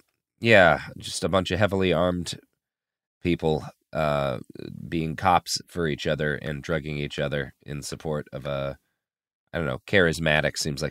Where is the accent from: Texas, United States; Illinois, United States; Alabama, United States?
Texas, United States; With, I have to admit it as a Texan, the best barbecue in the South.